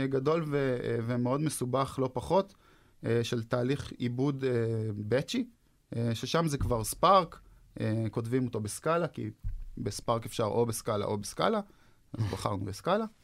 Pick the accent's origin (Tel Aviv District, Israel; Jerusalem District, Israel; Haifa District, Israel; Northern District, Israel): Haifa District, Israel; Haifa; הם אחד מהם בחיפה, שם גדלתי אגב